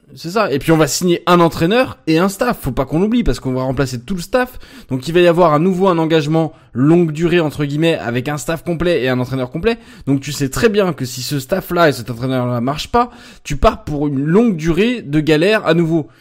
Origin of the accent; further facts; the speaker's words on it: Lyon, Auvergne-Rhône-Alpes, France; en tant que lyonnais euh, né à Lyon et de fils de supporters lyonnais